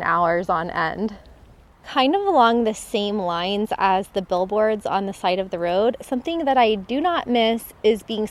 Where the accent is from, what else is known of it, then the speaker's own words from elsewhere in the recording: a small town in Florida, United States; moved away as an adult; also born or lived in North Carolina; growing up, I mean, I never took public transportation. I was from a small town in Florida